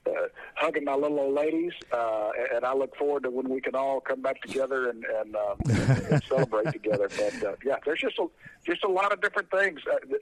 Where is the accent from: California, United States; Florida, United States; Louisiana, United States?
Louisiana, United States; our great state of Louisiana